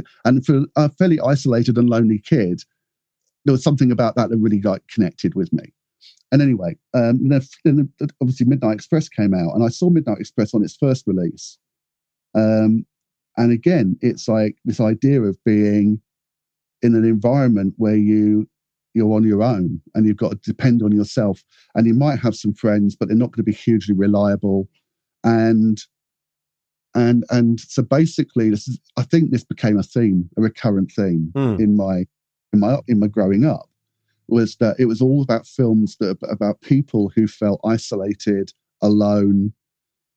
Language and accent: English; Cornwall, South West England, United Kingdom; growing up in Cornwall